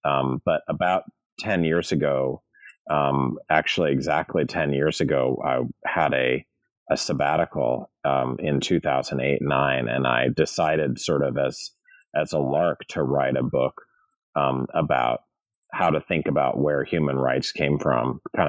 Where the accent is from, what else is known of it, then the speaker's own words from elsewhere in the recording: St. Louis, Missouri, United States; I'm from St. Louis, Missouri, and I've been part of the academy for 20 years now, teaching at various schools.